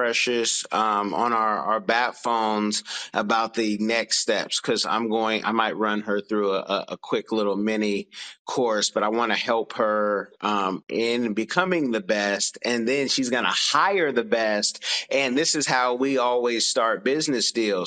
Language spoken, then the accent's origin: English; United States; as an American